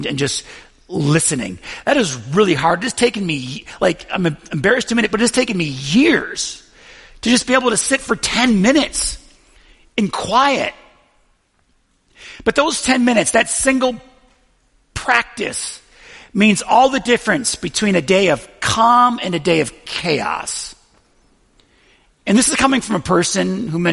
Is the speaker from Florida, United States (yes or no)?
no; Buffalo, New York, United States; I'm from Buffalo